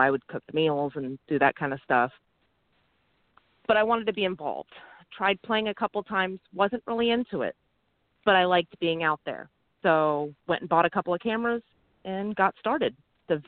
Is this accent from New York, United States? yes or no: no; Bradenton, Florida, United States; We're out of Florida. I'm from Bradenton